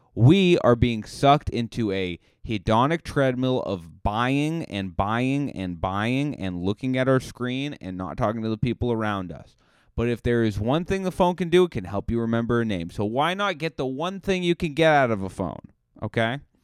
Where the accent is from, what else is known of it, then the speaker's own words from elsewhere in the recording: Cape Cod, Massachusetts, United States; now in Los Angeles, United States; you say Cape Cod, they're like, "Where is that?" And you just go, "Oh, it's near Boston."